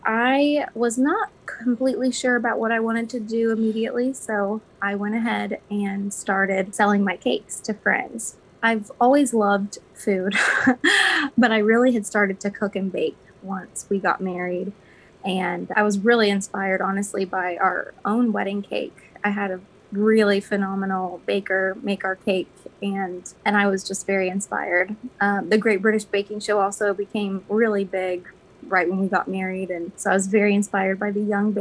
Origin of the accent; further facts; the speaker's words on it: Versailles, Kentucky, United States; also born or lived in Lexington, Kentucky; I was born and raised in Versailles, Kentucky, on a farm.